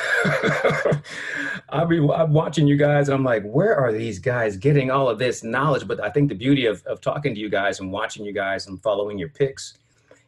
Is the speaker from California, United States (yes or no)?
yes; Sacramento, California, United States; my hometown of Sacramento, California